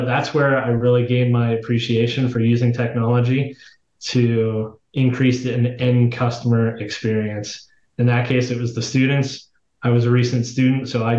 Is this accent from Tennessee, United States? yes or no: no; Pittsburgh, Pennsylvania, United States; I was born and raised in Pittsburgh, Pennsylvania.